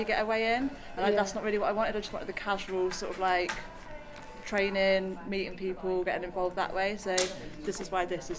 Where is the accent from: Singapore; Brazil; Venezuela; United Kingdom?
United Kingdom; near Peterborough, East of England; moved away; I grew up near Peterborough.